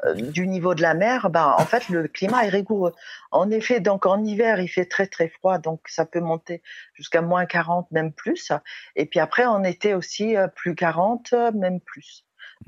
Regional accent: Mongolia; chez nous en Mongolie

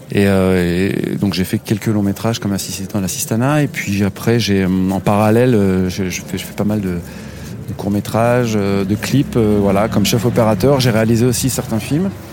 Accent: Nevers, Bourgogne-Franche-Comté, France; moved away as an adult; now in Paris, France; Nevers, ma ville natale

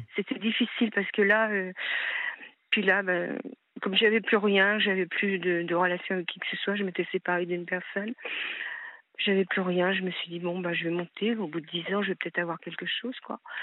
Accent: Paris, Île-de-France, France; moved away as an adult; also born or lived in Hauts-de-Seine / Lyon, Auvergne-Rhône-Alpes; now in Seine-et-Marne, France; je voulais revenir dans ma ville natale, qui est Paris et où j'ai vécu euh, quand j'étais enfant

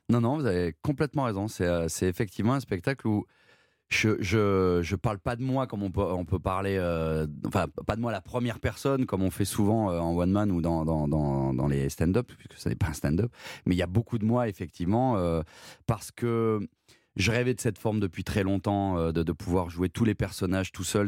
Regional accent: Saint-Péray, Auvergne-Rhône-Alpes, France; also born or lived in Valence; je suis né à Valence, qui est, la grande ville à côté du Potelin où j'ai grandi, mais j'ai grandi à Saint-Péret, qui est un tout petit village euh, d'Ardèche.

